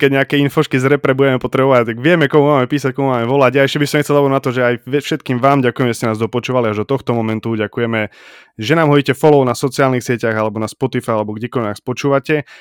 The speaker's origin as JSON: {"language": "Slovak", "town": "Košice", "region": "Košice Region", "country": "Slovakia", "said": "ja som akože, nie že priamo z Koši, ja som z Košic, ale bývam teda pri Košiciach"}